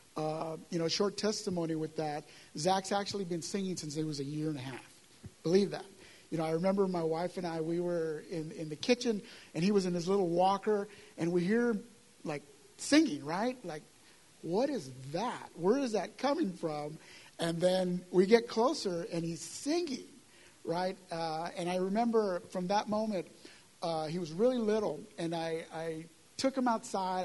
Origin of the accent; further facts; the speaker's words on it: San Antonio, Texas, United States; now in Hebbronville, United States; I'm from San Antonio